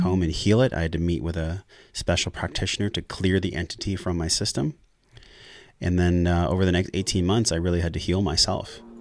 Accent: La Mesa, California, United States; I grew up in La Mesa, which is in East County, San Diego

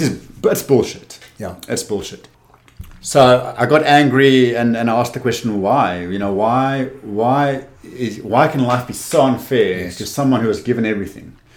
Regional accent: Cape Town, Western Cape, South Africa; also born or lived in Windhoek, Namibia; I moved to Cape Town when I was eight years old

